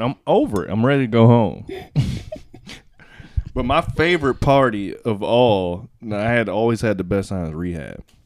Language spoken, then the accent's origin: English; Miami, Florida, United States; I'm from Miami